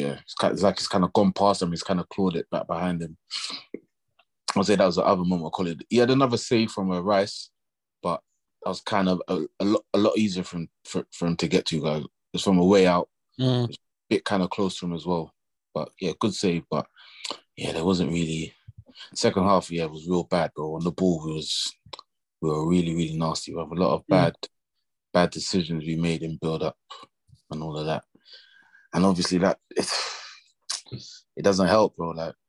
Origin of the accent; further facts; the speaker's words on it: Kennington, London, United Kingdom; I'm from Kennington, you know?